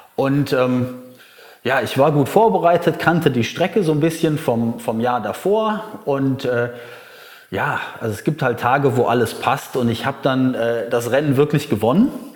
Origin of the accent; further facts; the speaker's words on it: Germany; now in Bali, Indonesia; bei uns in Deutschland